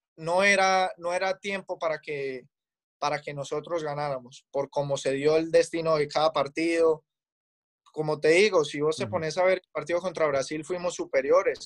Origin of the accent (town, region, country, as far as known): Colombia; moved away as an adult; now in Los Angeles, United States